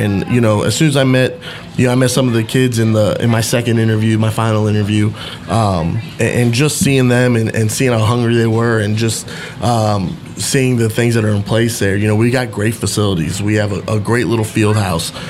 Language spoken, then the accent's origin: English; Central Florida, United States; moved away; how I grew up in Central Florida